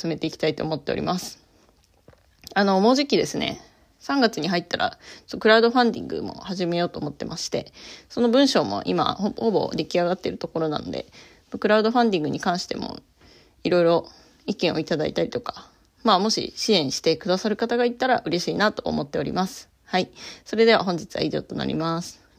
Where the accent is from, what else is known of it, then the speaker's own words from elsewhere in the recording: Tohoku, Japan; now in Kanagawa, Japan; 私自身は東北出身なんで